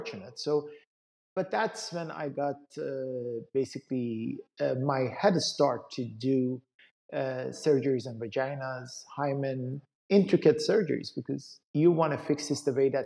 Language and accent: English; Iran; moved away as an adult; my background is I come from Iran. So I grew up in Iran. I went to medical school back in Iran.